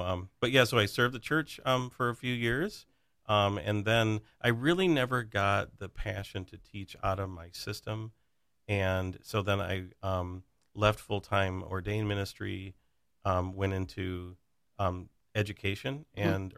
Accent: Plainwell, Michigan, United States; also born or lived in Lake Orion, Michigan; I grew up in a little town called Plainwell, Michigan

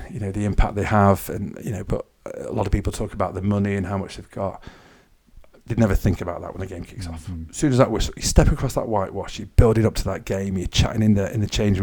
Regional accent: Knutsford, North West England, United Kingdom; moved away as an adult; also born or lived in Manchester / Wales / Isle of Man; now in Onchan, Isle of Man; my hometown, Knutsford in Cheshire

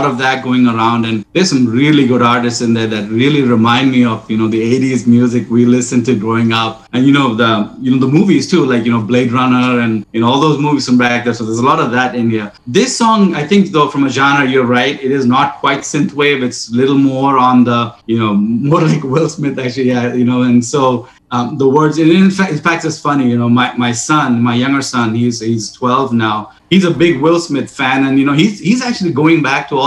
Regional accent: India; growing up in India

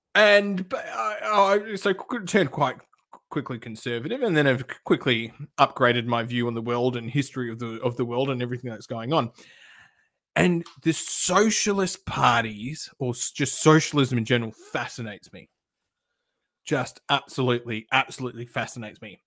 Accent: Perth, Western Australia, Australia; now in Melbourne, Australia; I grew up in Perth

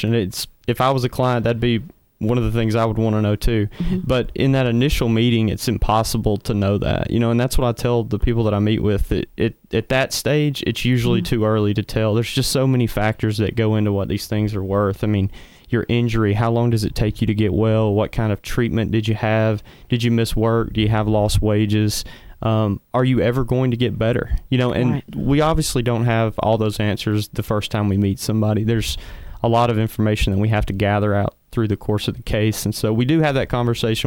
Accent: the Shoals area, Alabama, United States; now in Huntsville, United States; I'm originally from the Shoals

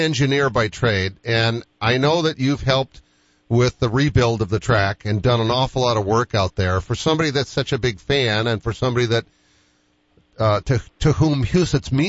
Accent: East Coast, United States; moved away; where I grew up on the East Coast

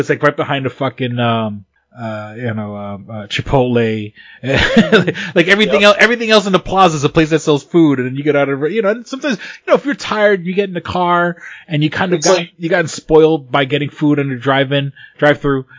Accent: United States; I'm American

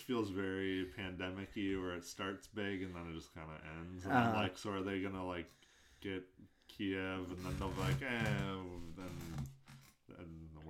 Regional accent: United States; as an American

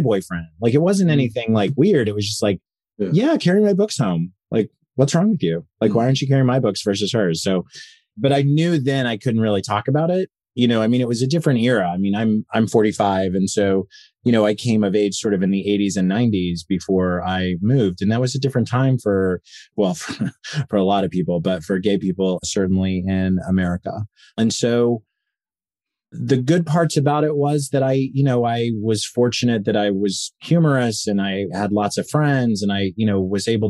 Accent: Enid, Oklahoma, United States; moved away as an adult; I grew up in Enid, Oklahoma, which is about 2 hours west of Tulsa, Oklahoma

